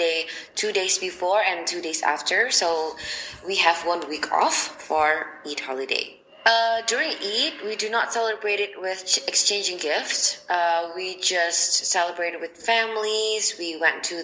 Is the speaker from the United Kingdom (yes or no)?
no; Surabaya, East Java, Indonesia; now in Jakarta, Indonesia; I'm originally from Surabaya, which is 12 hours away by car from Jakarta.